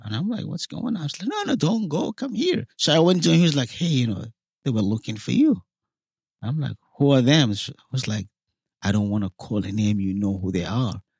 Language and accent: English; South Sudan; moved away as an adult; also born or lived in Cairo, Egypt; now in United States; I came from Sudan, from the part that happened to be South Sudan now.